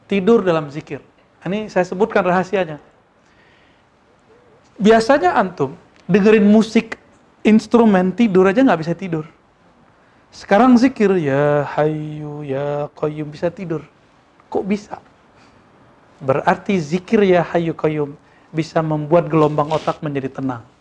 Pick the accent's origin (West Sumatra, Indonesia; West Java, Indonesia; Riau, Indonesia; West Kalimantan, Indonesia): West Sumatra, Indonesia; Dan walaupun dia orang Minang, saya orang Minang, saya nggak ngomong bahasa kecuali bahasa Arab sama dia dulu sama Musa nih.